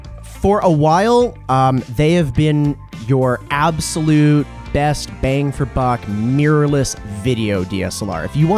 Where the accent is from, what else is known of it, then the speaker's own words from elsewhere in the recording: Edmonton, Alberta, Canada; also born or lived in Toronto; I remember very vividly telling people I was from Edmonton. And you know, I mean, I was a 23, 24-year-old person